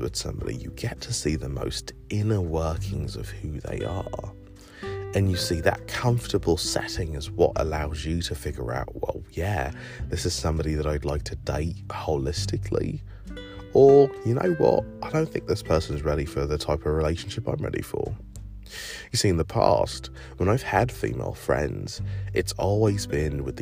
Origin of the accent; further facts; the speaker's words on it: England, United Kingdom; now in United States; growing up in England